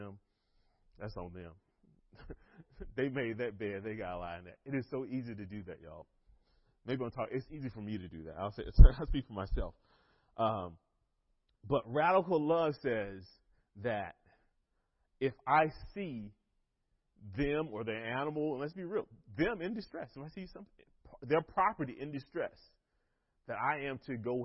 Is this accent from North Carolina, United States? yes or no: yes; North Carolina, United States; I am from North Carolina